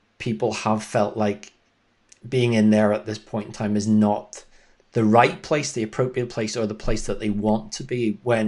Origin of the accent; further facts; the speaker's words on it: United Kingdom; as a Brit